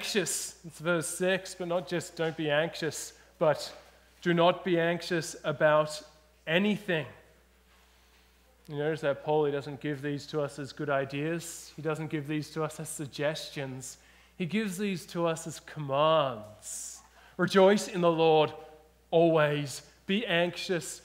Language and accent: English; Australia; now in British Columbia, Canada; I'm an Australian. I grew up in Australia